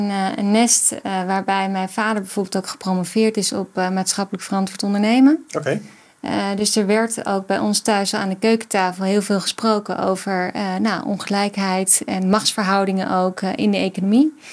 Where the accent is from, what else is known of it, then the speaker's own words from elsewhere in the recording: Weesp, North Holland, Netherlands; Ik kom uit Weesp.